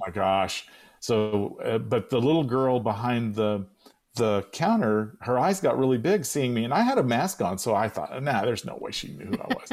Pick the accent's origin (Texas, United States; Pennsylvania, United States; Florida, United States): Texas, United States; San Angelo; moved away; my hometown of San Angelo, Texas